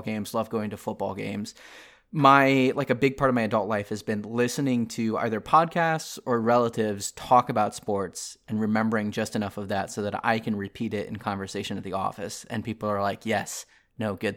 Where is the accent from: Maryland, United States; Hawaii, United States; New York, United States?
Maryland, United States; now in American South, United States; I grew up in Maryland